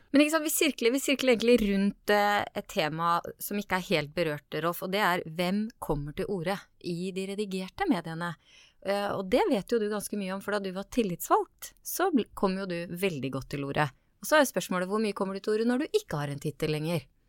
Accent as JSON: {"language": "Norwegian", "town": "Askim", "region": "Østfold", "country": "Norway", "said": "Jeg er fra Askim, jeg er fra Indre Østfold"}